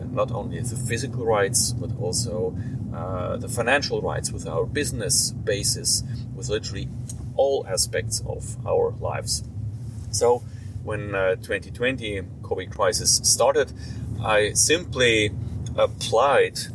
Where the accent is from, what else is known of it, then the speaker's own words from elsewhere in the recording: Switzerland; I am a lawyer from Switzerland